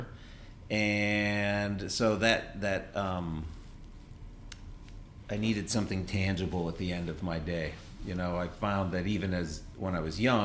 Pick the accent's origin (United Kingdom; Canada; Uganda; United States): United States; Pittsburgh, Pennsylvania; also born or lived in Burlington, Vermont; now in Vermont, United States; Born and raised in Pittsburgh